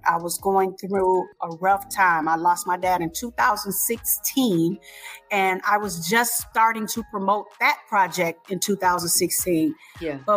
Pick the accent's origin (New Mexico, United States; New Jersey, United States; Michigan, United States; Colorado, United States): Michigan, United States; Detroit; I'm from Detroit or the Detroit metro area, the home of the …, …, ins and all